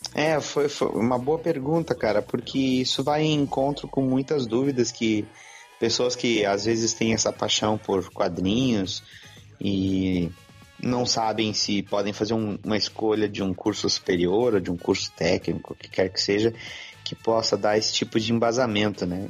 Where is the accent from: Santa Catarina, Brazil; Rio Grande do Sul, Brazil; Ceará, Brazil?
Rio Grande do Sul, Brazil; Porto Alegre; Sou do Rio Grande do Sul, sou de Porto Alegre, onde resido ainda